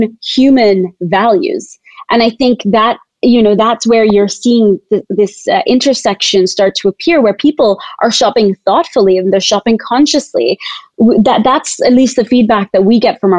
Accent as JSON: {"language": "English", "country": "Tanzania", "tie": "born or raised there", "said": "I was born and raised in Tanzania as a fourth generation Tanzanian to Indian heritage parents."}